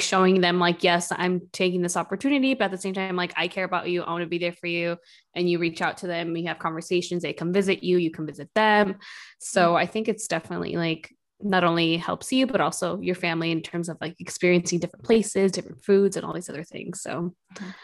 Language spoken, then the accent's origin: English; Milwaukee, Wisconsin, United States; moved away as an adult; also born or lived in Madison / Minnesota; now in New York, United States; I'm from Milwaukee.